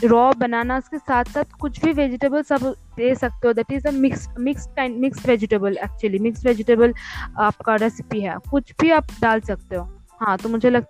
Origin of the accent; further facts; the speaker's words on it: West Bengal, India; मैं बंगाली क्विजन के ऊपर ही जैसे कि मैं बंगाली हूँ और बहुत सारा मतलब बहुत सारी चीज़ें लेके हम लोग खाना पकाते हैं